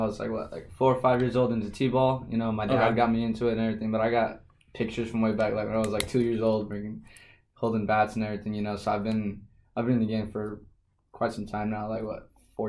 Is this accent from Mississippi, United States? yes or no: no; Phoenix, Arizona, United States; I was born here in Phoenix, man. Been here pretty much all my life.